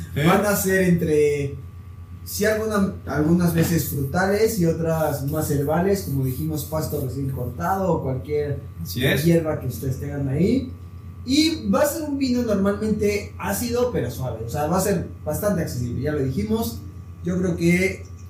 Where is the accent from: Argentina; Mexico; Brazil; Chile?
Mexico; como mexicano